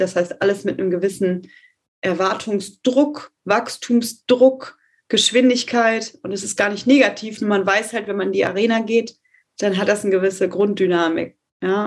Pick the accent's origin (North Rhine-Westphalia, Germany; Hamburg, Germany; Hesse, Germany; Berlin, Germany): North Rhine-Westphalia, Germany; Detmold; ich komme tatsächlich aus Detmold und in meiner Heimat